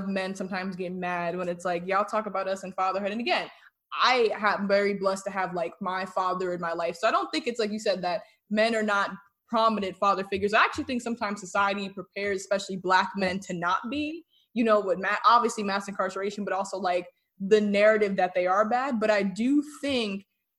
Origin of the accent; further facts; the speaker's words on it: New Jersey, United States; moved away; I'm originally from New Jersey.